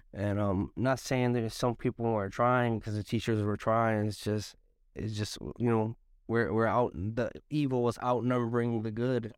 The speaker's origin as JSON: {"language": "English", "town": "Hartford", "region": "Connecticut", "country": "United States", "tie": "born or raised there", "said": "I was born in Hartford, Connecticut. I was raised in Hartford, Connecticut, right here on, on Park Street area."}